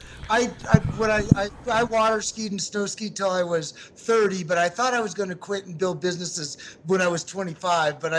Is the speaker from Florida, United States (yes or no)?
no; Chowchilla, California, United States; I'm Chowchilla.